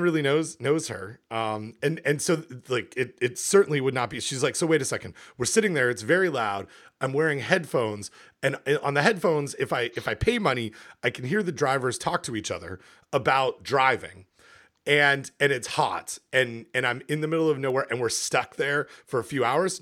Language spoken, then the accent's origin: English; Canada; moved away; I'm from Canada